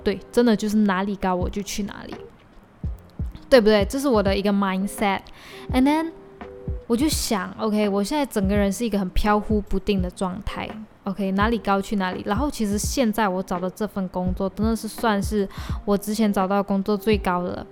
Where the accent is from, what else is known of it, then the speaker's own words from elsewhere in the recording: Malaysia; 我的身份证号码前面是零二一一零四，意思就是说就是我是二零零二年出生，十，二零零二年十一月四日出生